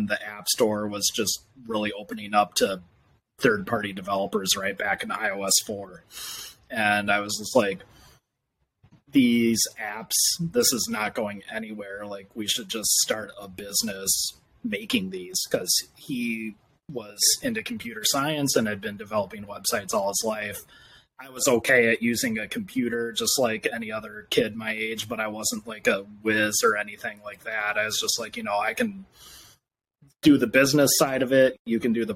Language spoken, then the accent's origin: English; Minneapolis, Minnesota, United States; also born or lived in Indiana; I'm from Minneapolis, Minnesota. I've lived here since I was 10. I lived in Indiana before